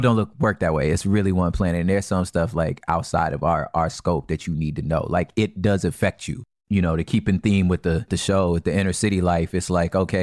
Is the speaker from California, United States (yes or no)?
yes; California, United States; I'm from California